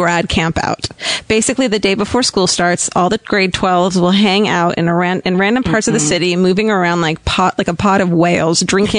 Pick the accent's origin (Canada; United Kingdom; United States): Canada; Victoria, British Columbia; I am from Victoria, BC in Canada, British Columbia, right?